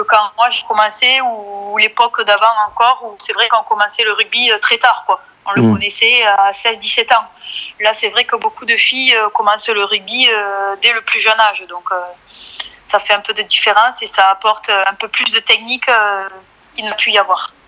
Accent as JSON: {"language": "French", "town": "Bonrepos", "region": "Occitania", "country": "France", "also_born_or_lived": "Tarbes", "moved": "yes", "lives_now": "Blagnac, France", "said": "je viens d'un petit village qui s'appelle Bon Repos, à côté de Lannemezan, dans les Hautes-Pyrénées"}